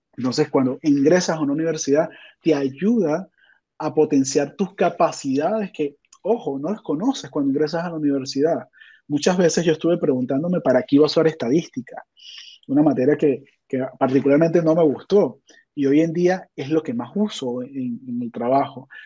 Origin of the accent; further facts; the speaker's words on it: Venezuela; yo soy de Venezuela